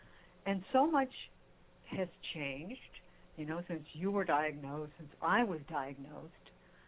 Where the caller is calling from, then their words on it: Texas, United States; You think I'm calling in from Mars, but I'm actually calling in from Texas, which I guess that's sort of like Mars.